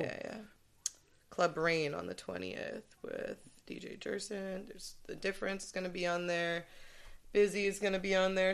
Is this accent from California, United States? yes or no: yes; Santa Barbara, California, United States; moved away as an adult; now in San Diego, United States; I'm from Santa Barbara